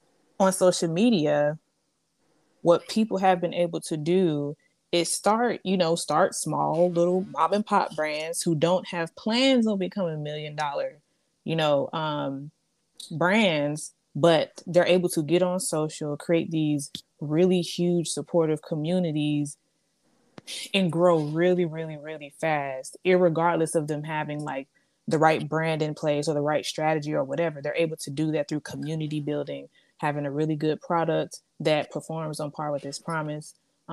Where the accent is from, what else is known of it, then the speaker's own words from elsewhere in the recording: Atlanta, Georgia, United States; also born or lived in Oklahoma / Germany / Louisiana; I was born in Oklahoma. I went and lived in Germany for a few years. I spent like the beginning of my formative years there, 3 years. Then we moved to Louisiana. And the last place that we ended up in was here in Atlanta.